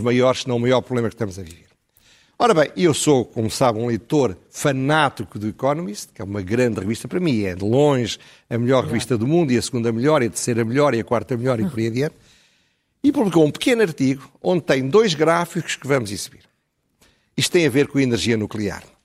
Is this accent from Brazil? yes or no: no; Coimbra, Centro, Portugal; eu sou de Coimbra